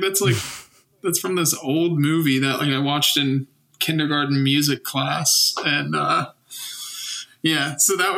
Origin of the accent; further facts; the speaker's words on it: United States; as an American